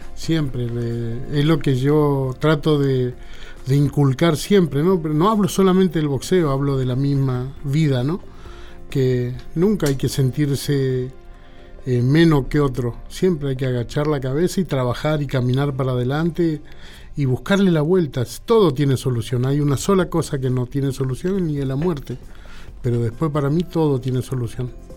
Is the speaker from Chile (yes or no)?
no; Solano, Correntino, Corrientes, Argentina; yo soy de Solano y Correntino